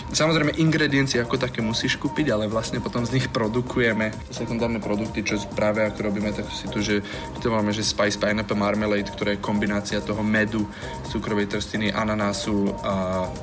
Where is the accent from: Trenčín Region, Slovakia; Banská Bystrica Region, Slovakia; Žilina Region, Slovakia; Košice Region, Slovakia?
Žilina Region, Slovakia; Žilina; moved away as an adult; now in Singapore; som prišiel zo Žiliny z malého mesta